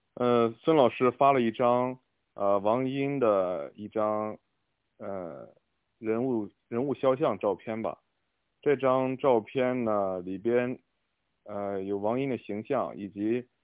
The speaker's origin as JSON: {"language": "Chinese", "town": "Qingdao", "region": "Shandong", "country": "China", "tie": "born or raised there", "said": "我也是青岛人，我从小会看，有的时候会看到一些就是啤酒屋"}